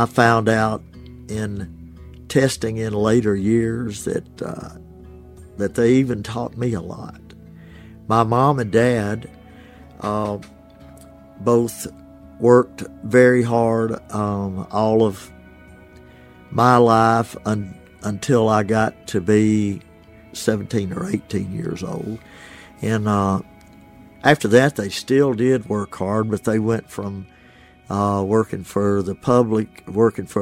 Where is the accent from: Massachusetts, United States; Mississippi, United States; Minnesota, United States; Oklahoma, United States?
Mississippi, United States; Ashland; now in Oxford, United States; My hometown is Ashland, Mississippi.